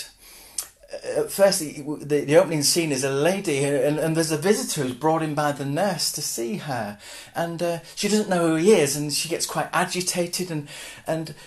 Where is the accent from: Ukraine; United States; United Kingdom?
United Kingdom; Hull, Yorkshire and the Humber; I'm from Hull originally